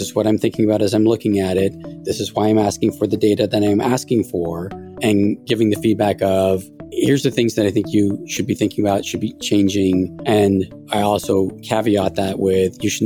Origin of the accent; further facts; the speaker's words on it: Half Moon Bay, California, United States; also born or lived in San Francisco; I was born in San Francisco, went to high school in Half Moon Bay